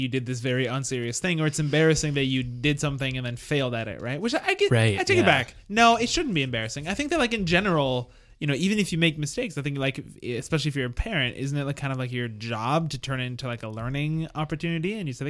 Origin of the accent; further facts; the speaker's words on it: United States; now in Montreal, Canada; I'm also American.